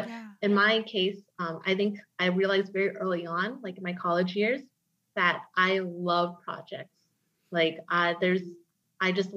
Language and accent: English; Atlanta, Georgia, United States; moved away as an adult; also born or lived in Houston, Texas; I grew up in Atlanta, Georgia